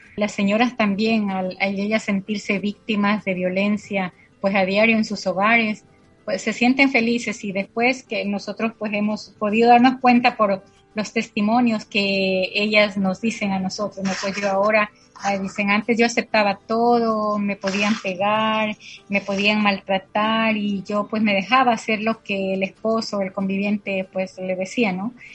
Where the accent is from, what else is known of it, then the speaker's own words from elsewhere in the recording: La Tingue, Loja, Ecuador; now in San Lorenzo, Ecuador; nací en la provincia de Loja, en una parroquia, parroquia pequeña que se llama La Tingue